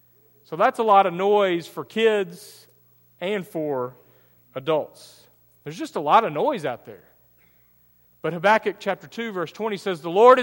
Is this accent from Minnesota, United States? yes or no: no; Texas, United States; I'm East Texan.